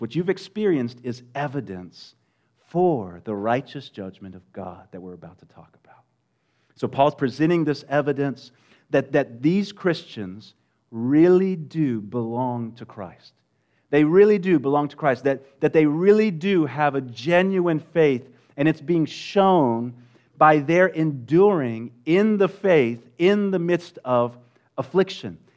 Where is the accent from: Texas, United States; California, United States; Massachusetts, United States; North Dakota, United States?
Texas, United States; West; moved away; I'm originally from West Texas